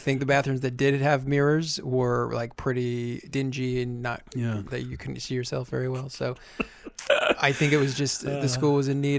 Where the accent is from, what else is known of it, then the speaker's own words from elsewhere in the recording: Vermont, United States; he knew that I was from Vermont.